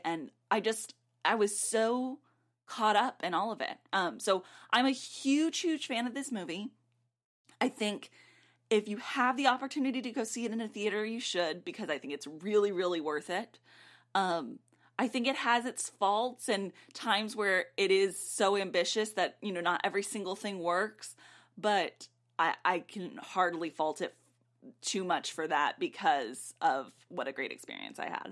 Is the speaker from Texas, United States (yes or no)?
yes; South Texas, United States; I grew up in South Texas